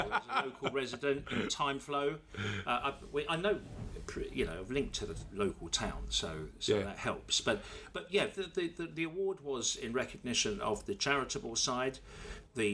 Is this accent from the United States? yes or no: no; Ilford, London, United Kingdom; also born or lived in Surrey; now in Havering, United Kingdom; I'm a local resident. I've lived in Havering now since 1994. I was born initially in Ilford and moved to Surrey for a while, and then came back to this side of town back in January 1994.